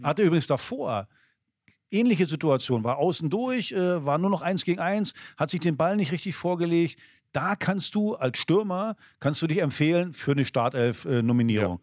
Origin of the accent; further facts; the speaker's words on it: East Germany, Germany; als Ossi